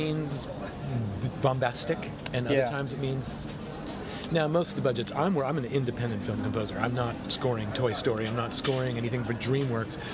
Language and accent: English; United States; I grew up in America with pop.